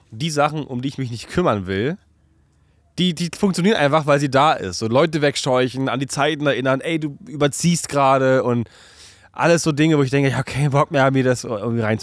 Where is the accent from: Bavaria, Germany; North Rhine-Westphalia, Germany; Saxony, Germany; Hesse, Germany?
Saxony, Germany; Chemnitz; Kennst du, ich komme aus Chemnitz.